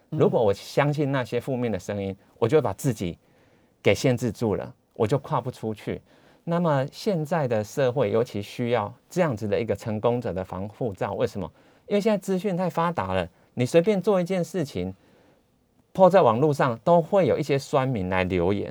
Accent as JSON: {"language": "Chinese", "town": "Taichung", "country": "Taiwan", "also_born_or_lived": "Taipei", "moved": "as an adult", "said": "我是台中人嘛"}